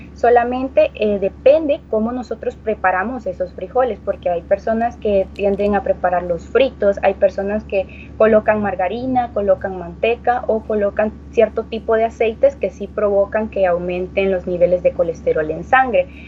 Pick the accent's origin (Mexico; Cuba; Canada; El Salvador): El Salvador; como cultura salvadoreña